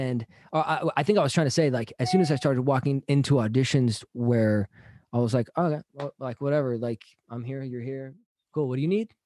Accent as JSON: {"language": "English", "town": "San Jose", "region": "California", "country": "United States", "tie": "born or raised there", "moved": "yes", "lives_now": "Los Angeles, United States", "said": "I'm from the Bay Area, San Jose"}